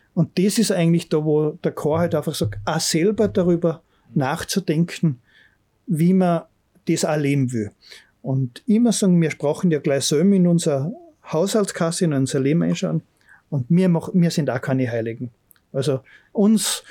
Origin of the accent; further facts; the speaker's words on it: Bramberg am Wildkogel, Salzburg, Austria; wenn mir gefragt werden, woher kommst du, dann sage ich eigentlich, wo ich den Großteil meiner Kindheit erlebt habe. Also ich sage Bramberg